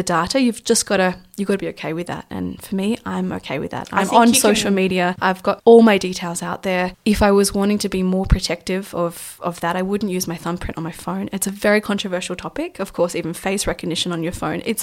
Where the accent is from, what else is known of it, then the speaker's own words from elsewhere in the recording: Australia; as an Australian